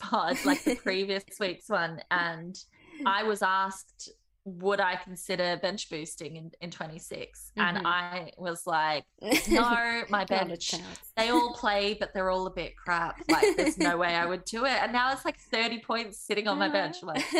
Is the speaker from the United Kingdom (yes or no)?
no; Melbourne, Victoria, Australia; now in Dublin, Ireland; I am from Melbourne, though living in not so sunny Dublin.